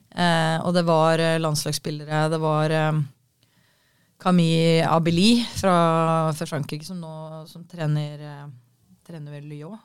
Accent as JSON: {"language": "Norwegian", "town": "Kolbotn", "region": "Akershus", "country": "Norway", "tie": "born or raised there", "said": "Jeg var jo født og oppvokst i Kolbotn"}